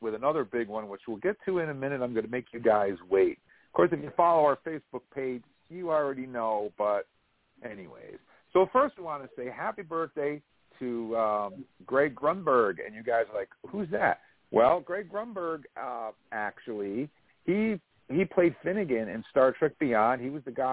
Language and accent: English; Vermont, United States; I was just some redneck hick from Vermont